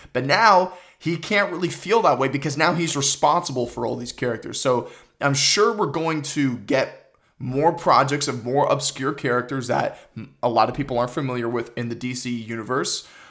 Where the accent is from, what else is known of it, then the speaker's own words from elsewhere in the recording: Toronto, Ontario, Canada; I'm from Toronto